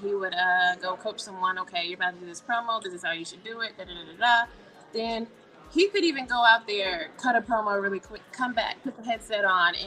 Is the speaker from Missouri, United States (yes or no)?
no; Columbia, South Carolina, United States; I'm from Columbia, South Carolina.